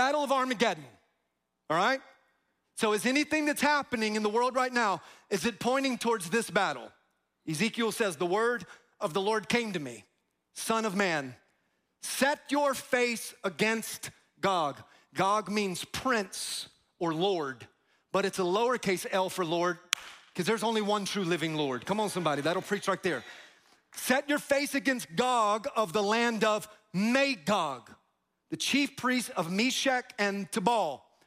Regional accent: Tampa, Florida, United States; I'm from Tampa

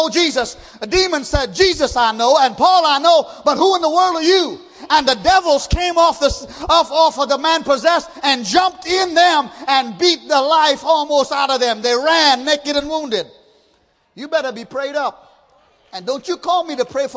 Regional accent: Trinidad & Tobago; moved away; I grew up in Trinidad

